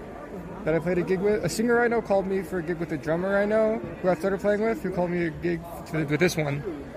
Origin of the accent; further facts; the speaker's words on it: Washington, District of Columbia, United States; moved away as an adult; now in New York City, United States; I'm from Washington, D.C. I'm a jazz and, like, pop pianist, and I moved to New York around 6 years ago for school